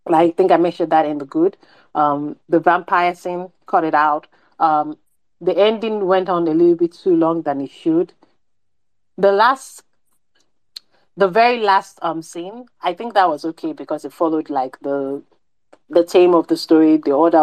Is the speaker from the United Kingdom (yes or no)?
no; Nigeria